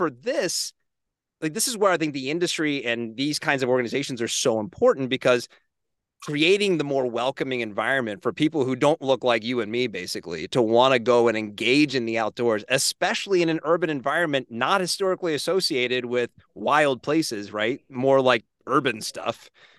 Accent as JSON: {"language": "English", "region": "Northeast", "country": "United States", "tie": "born or raised there", "said": "I kind of grew up with a pretty heavy anti Southeast bias growing up in the Northeast."}